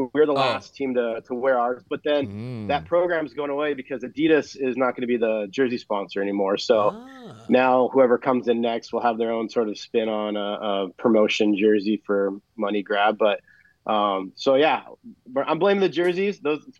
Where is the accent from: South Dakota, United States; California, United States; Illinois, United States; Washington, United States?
Washington, United States; Seattle; we're from Seattle